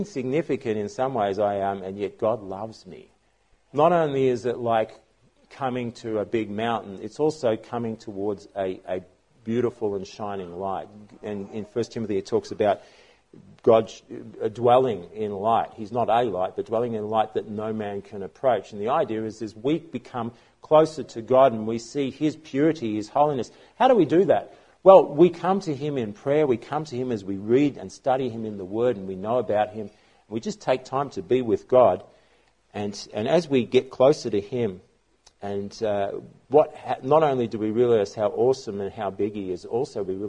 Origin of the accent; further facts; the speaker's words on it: Australia